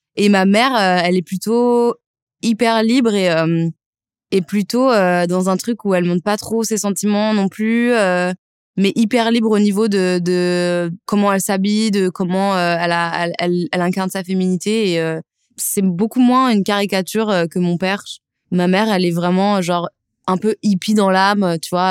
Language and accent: French; Lyon, Auvergne-Rhône-Alpes, France; J'ai grandi en banlieue lyonnaise